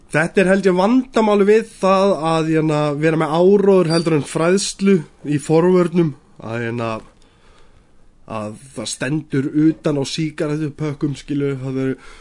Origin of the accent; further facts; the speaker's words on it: Iceland; við erum Íslendingar